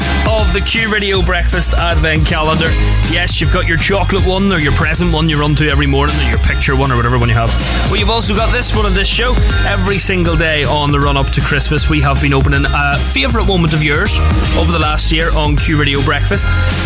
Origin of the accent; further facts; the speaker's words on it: Belfast, Northern Ireland, United Kingdom; I'm from Belfast